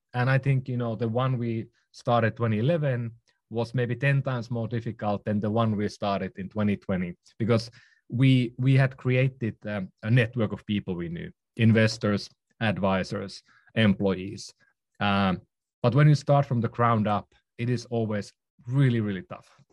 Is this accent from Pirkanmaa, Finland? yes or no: no; Oulu, North Ostrobothnia, Finland; also born or lived in Helsinki / London; now in San Francisco, United States; I'm from Finland. Um, was born in, uh, in northern Finland, um, in a small town called Oulu.